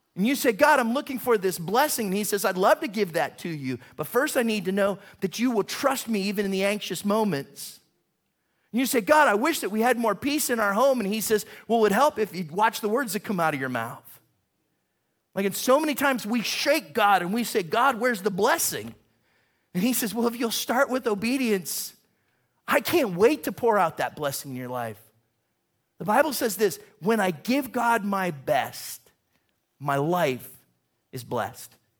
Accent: Warren, Ohio, United States; I'm from Warren, which is right near there

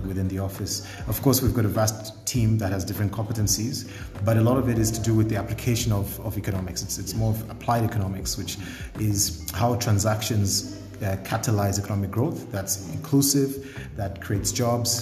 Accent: Lusaka, Lusaka Province, Zambia; also born or lived in Ndola, Zambia; I was born here in Lusaka, grew up in Indola during the time when my parents had split, and then, you know, went to Nsansa Primary School up until I was about 10

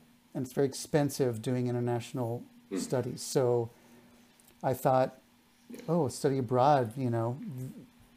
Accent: South Texas, United States; my hometown in South Texas

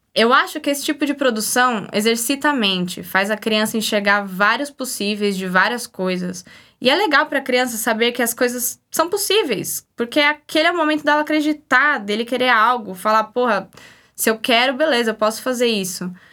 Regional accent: São Paulo, Brazil; eu sou de São Paulo

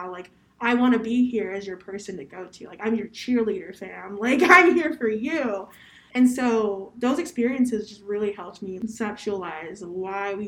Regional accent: Columbus, Ohio, United States; I'm from Columbus, Ohio

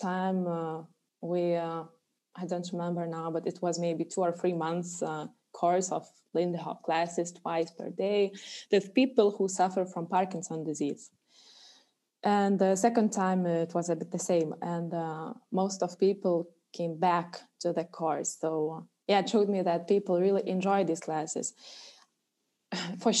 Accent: Alytus, Alytus County, Lithuania; it's my hometown.

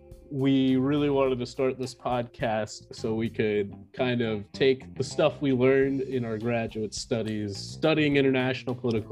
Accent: Florida, United States; I'm from the United States. I'm a Florida man.

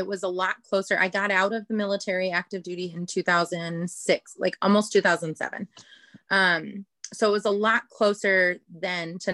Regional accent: Chicago, Illinois, United States; moved away as an adult; I'm from Chicago

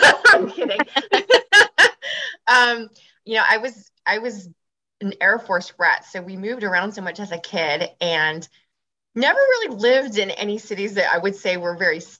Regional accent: Washington, District of Columbia, United States; moved away as an adult; now in Los Angeles, United States; I'm originally from Washington, D.C.

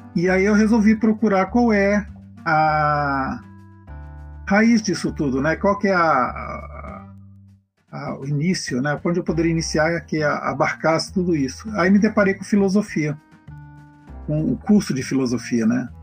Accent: Belém, Pará, Brazil; now in Campinas, Brazil; eu sou de Belém, né, do Pará

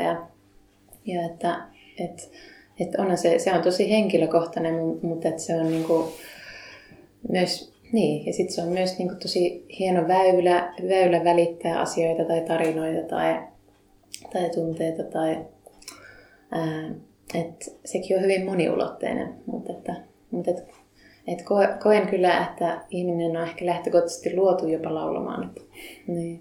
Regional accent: Lapinlahti, North Savo, Finland; moved away as an adult; now in Kokkola, Finland; en Kokkolasta lähtöisin, vaan Savosta olen lähtöisin Lapinlahdelta

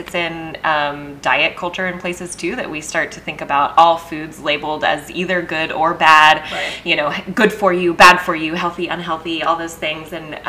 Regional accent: Texas, United States; I grew up in Texas for most of my life

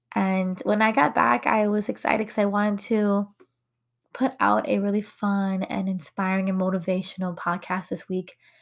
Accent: United States; first language English; I was born and raised here in America. My first language is English.

